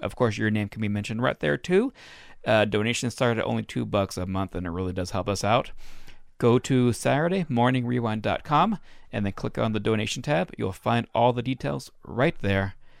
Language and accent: English; Reno, Nevada, United States; moved away; It's my hometown